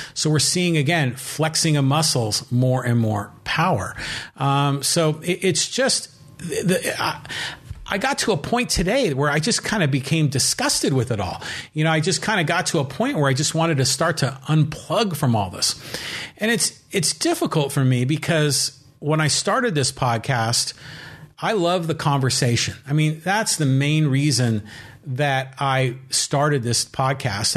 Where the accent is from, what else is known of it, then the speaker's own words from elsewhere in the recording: San Francisco, California, United States; I personally have lived in California my entire life. I was born in San Francisco